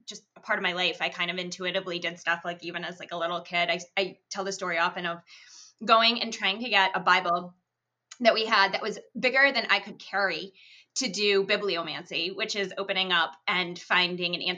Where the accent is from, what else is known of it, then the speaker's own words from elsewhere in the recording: Boston, Massachusetts, United States; moved away as an adult; also born or lived in New Haven, Connecticut; now in Connecticut, United States; I'm originally from the Boston area, but now here is home.